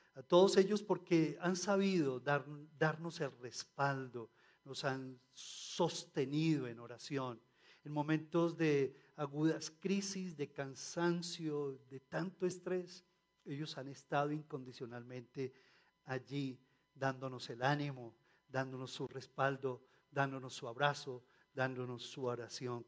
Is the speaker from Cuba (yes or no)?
no; Colombia; como colombianos